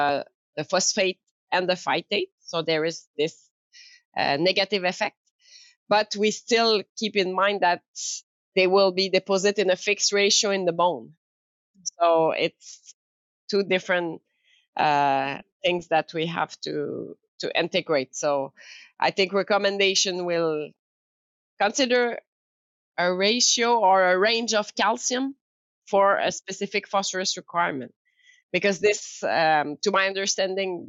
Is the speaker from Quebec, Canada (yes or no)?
yes; Quebec City, Quebec, Canada; English is a second language; moved away; also born or lived in France; I'm French Canadian. Coming from this area in Quebec City, but I live long time in France